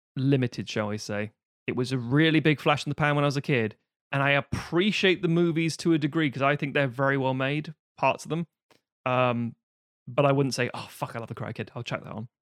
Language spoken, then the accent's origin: English; New Jersey, United States; I was just a young man growing up in New Jersey